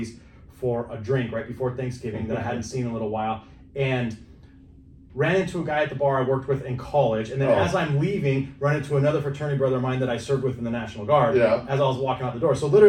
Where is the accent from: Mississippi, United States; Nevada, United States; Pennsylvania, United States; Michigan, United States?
Nevada, United States; Reno; moved away as an adult; now in San Diego, United States; born and raised there.